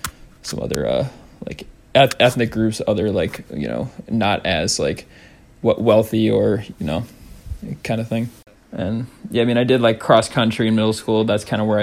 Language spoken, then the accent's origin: English; St. Charles, Illinois, United States; also born or lived in Seattle, Washington; I was born in Seattle. I was born like, yeah, pretty much in the heart of Seattle. And then we moved to Fox Mill or St. Charles when I was like preschool or kindergarten.